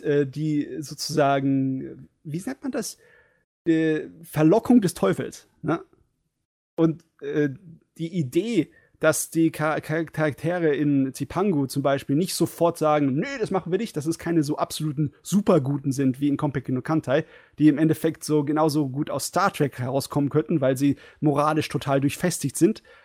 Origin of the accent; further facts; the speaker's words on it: Germany; als Deutscher